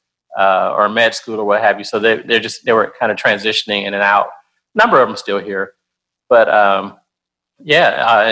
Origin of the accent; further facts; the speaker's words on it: Detroit, Michigan, United States; moved away as an adult; also born or lived in North Carolina; now in Nashville, United States; I grew up in Detroit, Michigan, went to school in North Carolina.